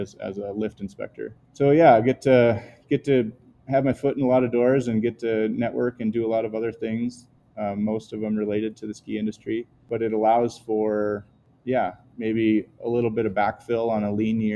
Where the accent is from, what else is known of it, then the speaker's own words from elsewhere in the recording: Minnesota, United States; now in Montana, United States; growing up in Minnesota